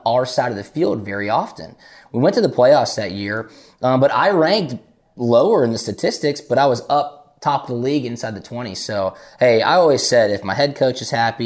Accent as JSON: {"language": "English", "town": "Atlanta", "region": "Georgia", "country": "United States", "tie": "born or raised there", "also_born_or_lived": "Chicago", "said": "Being down here, though, living and really growing up in Atlanta"}